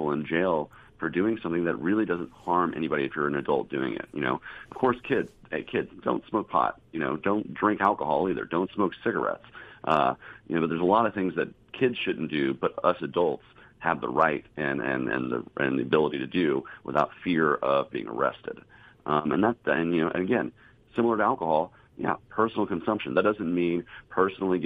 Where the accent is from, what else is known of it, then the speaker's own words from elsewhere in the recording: the South, United States; I grew up here in the South